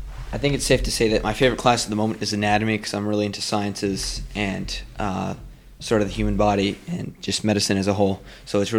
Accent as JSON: {"language": "English", "town": "New York City", "region": "New York", "country": "United States", "tie": "born or raised there", "also_born_or_lived": "Long Island, New York", "moved": "yes", "lives_now": "Westport, United States", "said": "I was born in Manhattan, New York City. Grew up a little bit in Long Island, and then moved to Massachusetts, where I reside now, in Westport."}